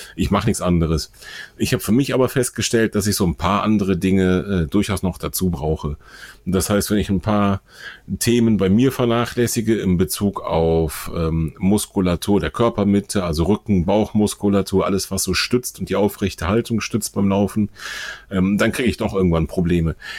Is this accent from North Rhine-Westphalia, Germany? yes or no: yes; Bonn, North Rhine-Westphalia, Germany; weil Bonn unserer beider Heimatstadt ist.